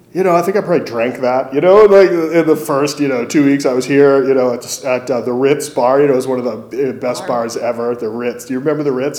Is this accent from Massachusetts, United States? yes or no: yes; Massachusetts, United States; now in Missoula, United States; I grew up in Massachusetts